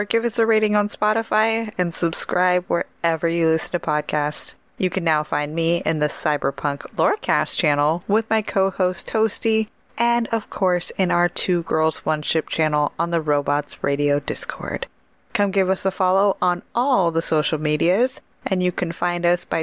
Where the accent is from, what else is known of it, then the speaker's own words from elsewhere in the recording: Portland, Oregon, United States; I'm from Portland. I live there